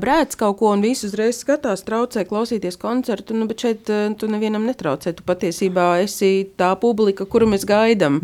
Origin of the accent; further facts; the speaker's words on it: Līvāni, Latgale, Latvia; es esmu pati no Līvāniem un uh, nedaudz runāju latgaliešu valodā